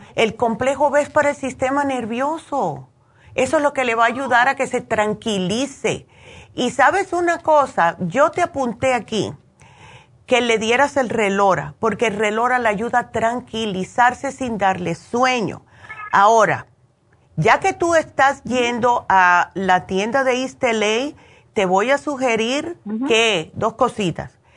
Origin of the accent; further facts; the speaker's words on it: Cuba; siendo buena cubana